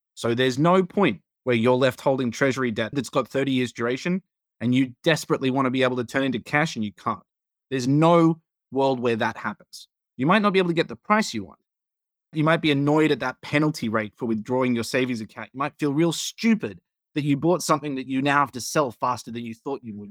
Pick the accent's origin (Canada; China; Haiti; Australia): Australia; now in United States; as an Australian